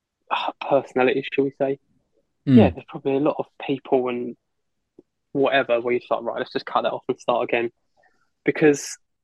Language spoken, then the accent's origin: English; London, United Kingdom; stand there being like … I'm from London.